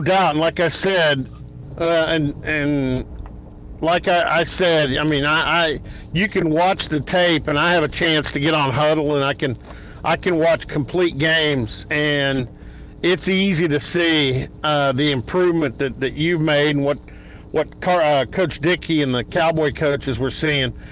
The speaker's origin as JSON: {"language": "English", "town": "Dallas", "region": "Texas", "country": "United States", "tie": "born or raised there", "said": "I grew up in the Dallas area"}